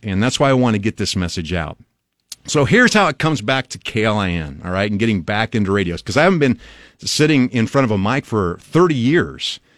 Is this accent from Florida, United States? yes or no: no; Albion, Nebraska, United States; now in Lincoln, United States; I grew up in Albion, Nebraska, which is about two and a half hours northwest of here.